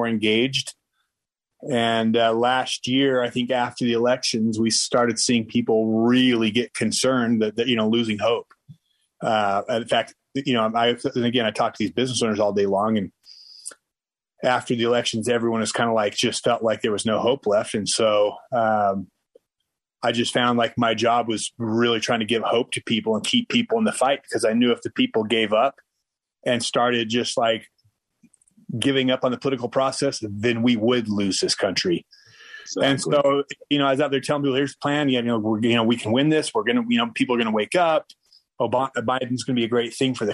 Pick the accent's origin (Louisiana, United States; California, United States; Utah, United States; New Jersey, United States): Utah, United States; Orem; moved away; also born or lived in Florida; I'm actually from Orem